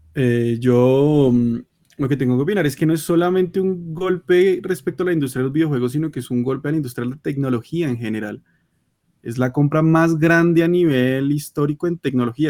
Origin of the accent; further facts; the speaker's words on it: Colombia; somos de Colombia